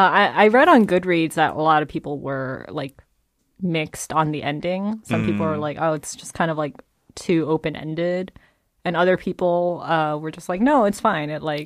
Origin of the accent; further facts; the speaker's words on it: Georgia, United States; also born or lived in New Jersey; I graduated from high school. I moved from Georgia to New York City.